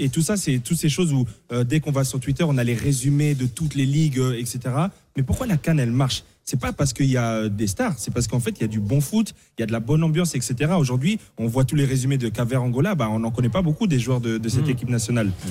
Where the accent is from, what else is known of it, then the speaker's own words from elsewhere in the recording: Paris, Île-de-France, France; je jouais dans le 15e arrondissement quand j'étais petit à Paris